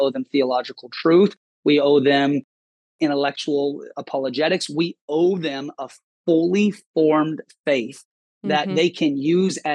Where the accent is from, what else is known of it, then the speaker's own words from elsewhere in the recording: Seattle, Washington, United States; I grew up in Seattle